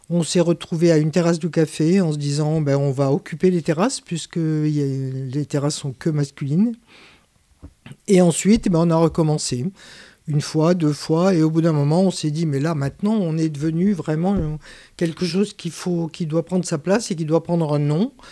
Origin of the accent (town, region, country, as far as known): Algeria; born or raised there; now in Aubervilliers, France